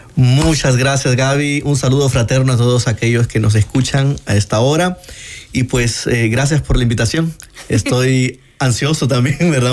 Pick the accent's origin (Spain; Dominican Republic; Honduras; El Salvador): El Salvador; San Juan Opico, La Libertad; yo soy de San Juan Opico, eh, eh, San Juan Evangelista Opico